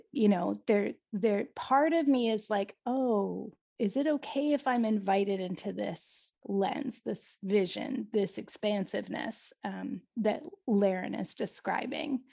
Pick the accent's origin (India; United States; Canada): Canada; even as a Canadian